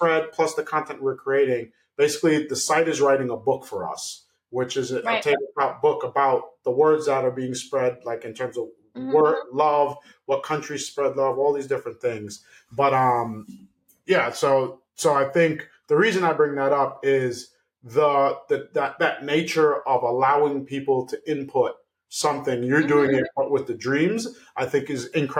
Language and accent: English; New York City, New York, United States; I grew up on Park Slope